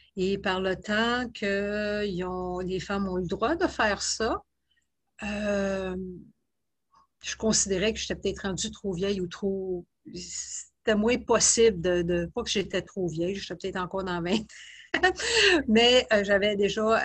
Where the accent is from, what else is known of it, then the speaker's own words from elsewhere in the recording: Laval, Quebec, Canada; moved away as an adult; also born or lived in Halifax / Kingston / Netherlands / British Columbia; je viens, de, la région de Montréal, de, Laval